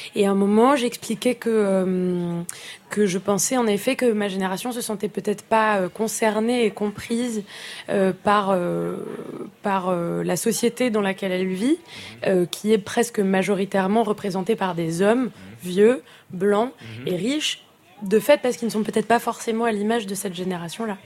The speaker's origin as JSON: {"language": "French", "country": "France", "tie": "born or raised there", "said": "je suis née en France"}